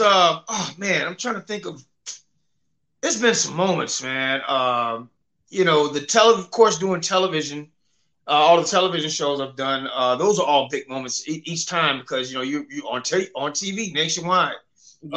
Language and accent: English; Memphis, Tennessee, United States; also born or lived in Cleveland, Ohio; I was born in Cleveland, Ohio, but mostly raised in Memphis